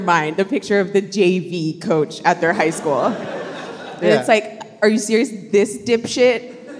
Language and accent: English; Texas, United States; I'm from Texas.